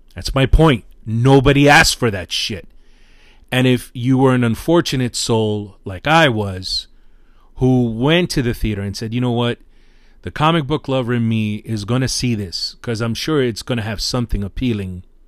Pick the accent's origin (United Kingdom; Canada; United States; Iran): United States; New York City, New York; I'm a New Yorker